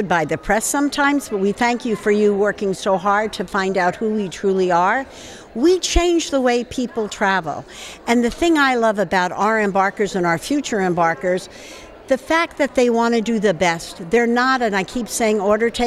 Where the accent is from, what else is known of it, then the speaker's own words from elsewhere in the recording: New York City, New York, United States; moved away; In New York City, my hometown originally